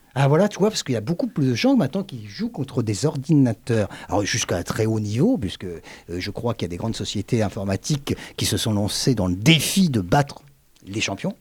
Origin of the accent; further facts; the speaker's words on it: Le Havre, Normandy, France; je suis né au Havre.